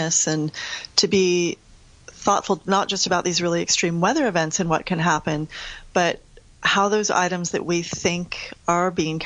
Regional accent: United States; accent: American; as I say with my American accent

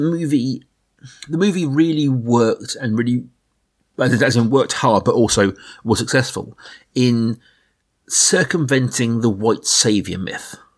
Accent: Middle England, United Kingdom; we are two guys from Middle England

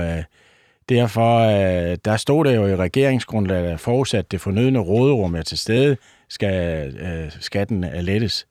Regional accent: North Funen, Southern Denmark, Denmark; jeg er gammel bunddreng fra Nordfyn

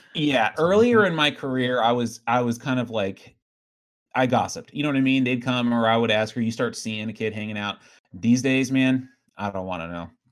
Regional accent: Riverside, California, United States; I grew up in Riverside

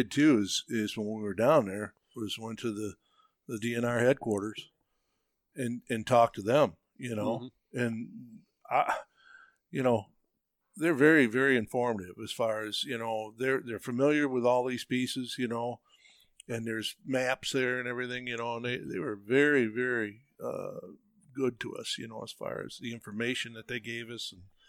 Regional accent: Michigan, United States; Hey, well, I'm from Michigan, you know, how's it going?

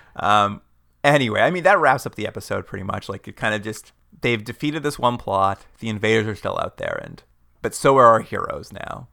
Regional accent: Canada; we're from Canada

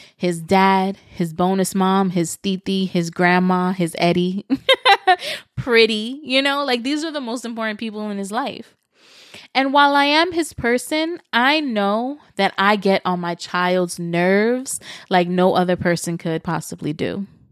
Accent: New York City, New York, United States; moved away as an adult; now in Florida, United States; I moved this past summer from New York City, where I lived for thirty-six years

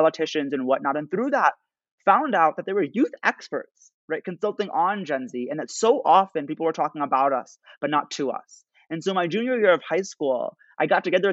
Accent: United States; growing up as an American Muslim

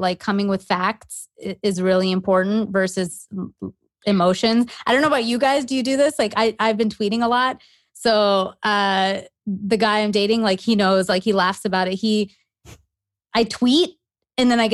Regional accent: Canada; moved away as an adult; now in United States; growing up in Canada

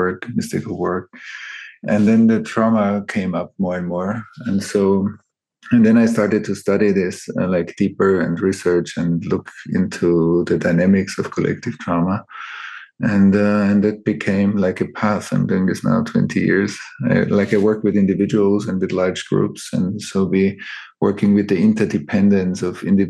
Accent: Vienna, Austria; I grew up in Vienna or around Vienna.

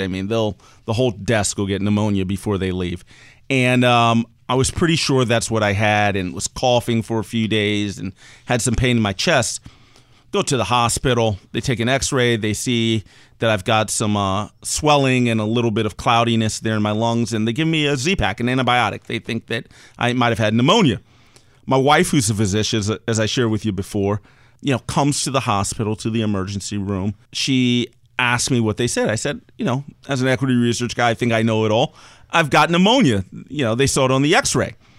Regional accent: Maryland, United States; I spent most of my time growing up in Maryland, right outside of D C

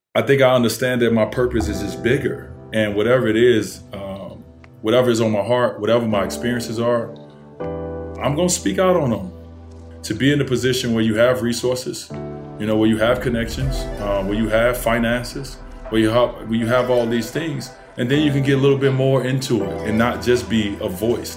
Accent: Chicago, Illinois, United States; the complex, uh, that I grew up in on Fifty Ninth and, and Prairie

